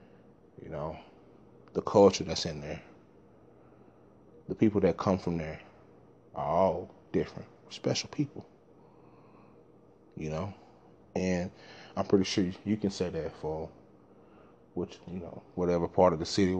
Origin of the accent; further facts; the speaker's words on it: Dallas, Texas, United States; I'm from South Dallas, Texas